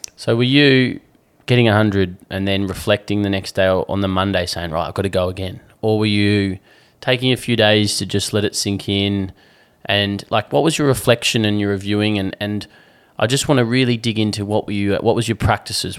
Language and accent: English; Alice Springs, Northern Territory, Australia; moved away; also born or lived in Perth; back in Alice Springs where I grew up